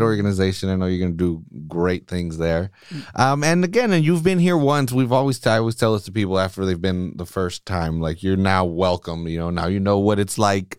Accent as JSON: {"language": "English", "country": "United States", "tie": "born or raised there", "said": "I was born here. I'm fucking American"}